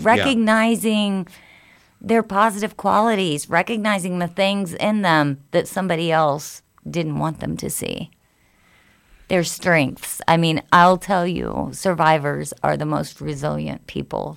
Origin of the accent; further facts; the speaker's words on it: Spencer, Indiana, United States; also born or lived in Lafayette, Indiana; In Lafayette and then in Spencer, Indiana